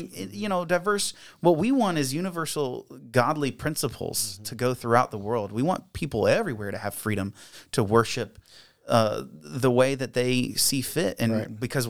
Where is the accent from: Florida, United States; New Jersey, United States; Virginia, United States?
Virginia, United States; Like all I tell people, like, yes, I'm from Virginia. You're welcome.